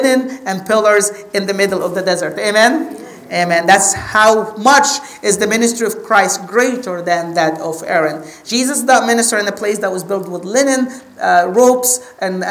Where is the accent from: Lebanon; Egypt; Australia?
Egypt; I'm from Egypt